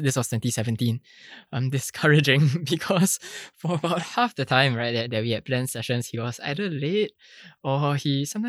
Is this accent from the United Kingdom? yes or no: no; Singapore; for most of us, sitting for your national examinations is pretty much the water that we swim in as Singaporean students, right?